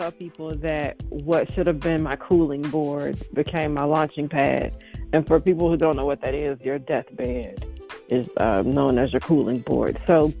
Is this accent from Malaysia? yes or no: no; Shreveport, Louisiana, United States; Oh, well, thank you. That's one of my favorites. I'm from the South, so that's one of my favorites.